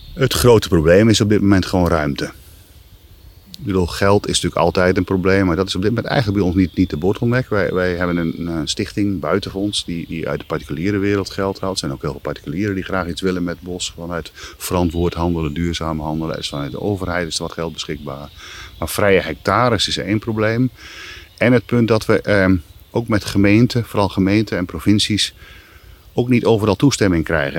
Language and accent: Dutch; near Gees, between Coevorden and Emmen, Drenthe, Netherlands; moved away; also born or lived in Wageningen; Ik ben opgegroeid in Drenthe vlakbij de, wat we toen de boswachterij e Gees uh, eh, noemden, tussen Veen en Emmen